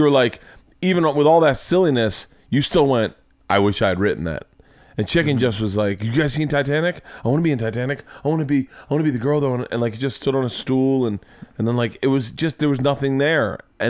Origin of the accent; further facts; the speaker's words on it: Florida, United States; I say bad, but I grew up in Florida.